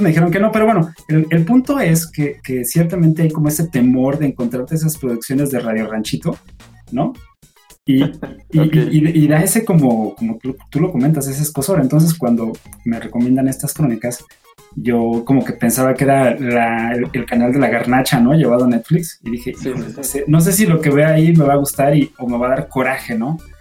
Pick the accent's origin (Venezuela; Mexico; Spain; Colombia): Mexico; yo siendo mexicano